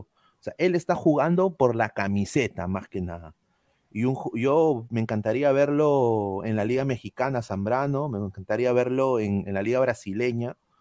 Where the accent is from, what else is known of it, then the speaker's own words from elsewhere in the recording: Peru; now in United States; nuestros compatriotas nacionales